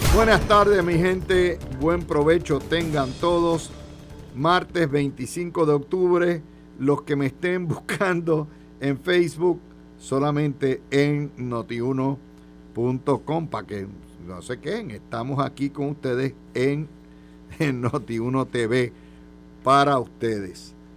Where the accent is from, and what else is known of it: Puerto Rico